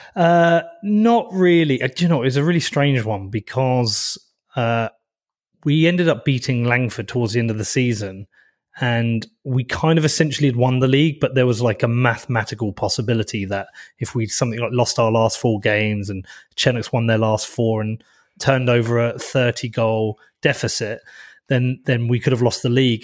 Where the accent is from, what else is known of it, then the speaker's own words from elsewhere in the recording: Bedford, East of England, United Kingdom; I'm from Bedford. So this, I'm in Bedford right now. This has so much meaning to me. I've lived here my whole life.